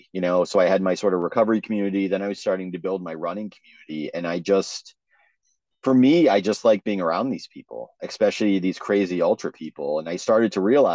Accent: Vermont, United States; growing up in Vermont, I wanted to do the Vermont Marathon

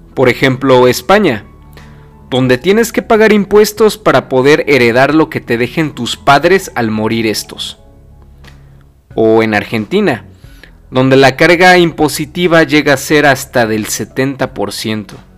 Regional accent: Mexico; aquí en mi país

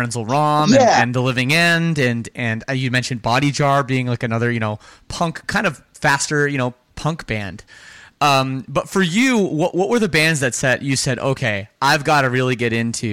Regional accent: Toronto, Ontario, Canada; I grew up in the Toronto suburbs of Canada

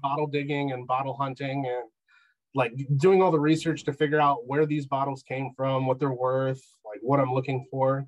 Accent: Michigan, United States; I'm from Michigan

